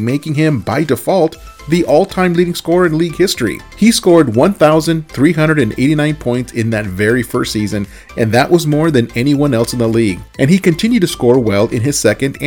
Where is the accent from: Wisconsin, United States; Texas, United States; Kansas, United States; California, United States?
California, United States; Southern; I was born and raised in Southern California